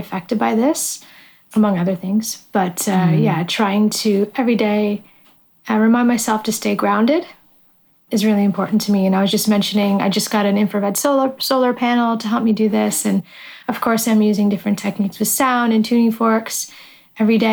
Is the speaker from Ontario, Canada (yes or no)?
yes; just over the border from Detroit, Ontario, Canada; moved away as an adult; also born or lived in Tokyo, Japan; just over the border from where I grew up in Canada